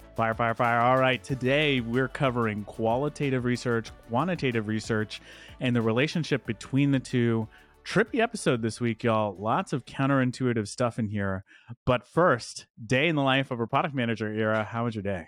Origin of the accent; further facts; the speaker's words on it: Dallas, Texas, United States; my hometown of Dallas, Texas.